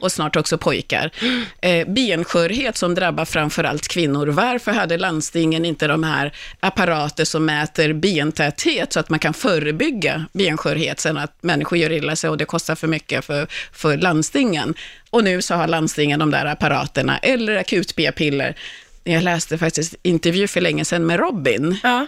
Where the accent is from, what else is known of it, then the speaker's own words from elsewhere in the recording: Kungsängen, Stockholm County, Sweden; jag bodde i Kungsängen, växte upp i Kungsängen